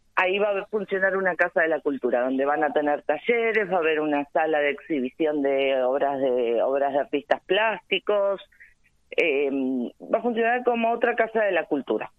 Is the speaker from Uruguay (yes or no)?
no; Almirante Brown, Buenos Aires, Argentina; nosotros los brownianos